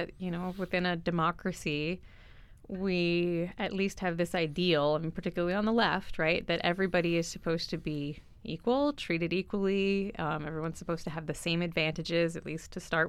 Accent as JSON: {"language": "English", "country": "United States", "tie": "born or raised there", "said": "I grew up in the States"}